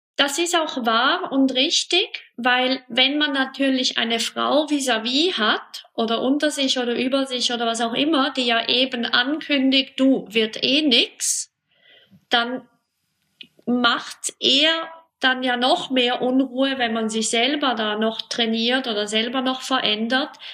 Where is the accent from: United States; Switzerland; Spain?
Switzerland; bei uns in der Schweiz